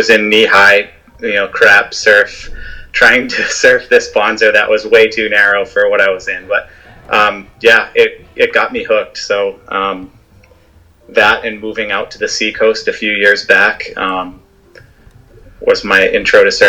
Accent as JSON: {"language": "English", "region": "New Hampshire", "country": "United States", "said": "I live in Hampton Falls, New Hampshire."}